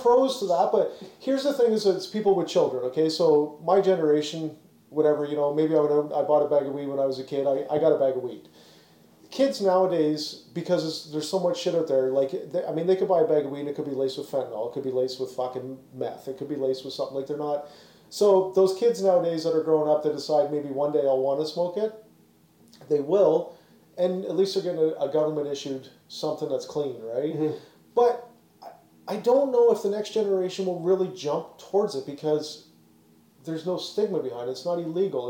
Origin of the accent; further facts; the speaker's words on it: Canada; also born or lived in Ontario; as a Canadian